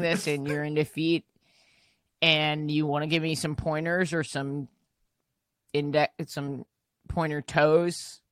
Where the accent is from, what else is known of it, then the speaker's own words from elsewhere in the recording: New York, United States; big Chinese immigrant population. Also, we have a lot of Jews, myself included